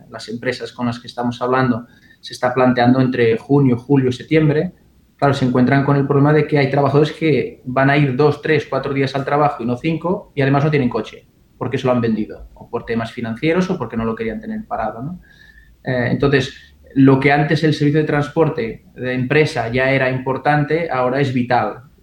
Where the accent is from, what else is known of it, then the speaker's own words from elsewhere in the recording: Portugal; also born or lived in Galicia; now in Barcelona, Spain; No, bueno, soy portugués y gallego a la vez, o sea, Iberia para mí es como, como una casa única. Em, vine a Barcelona hace 14 años, 15 eh, y no 20